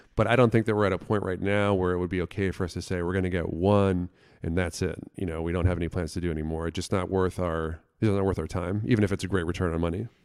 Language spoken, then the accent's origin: English; Florida, United States; moved away; where I grew up in Florida